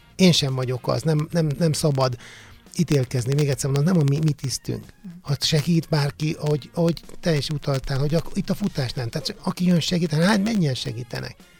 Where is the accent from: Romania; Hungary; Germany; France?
Hungary; Balatonszemes, Somogy; moved away as an adult; ahonnan elindultam, ahol felnőttem, ahol, ahol végül is oda tartozom, mert ugye Balaton szemesen születtem, ott éltem, és mindig is oda fogok tartozni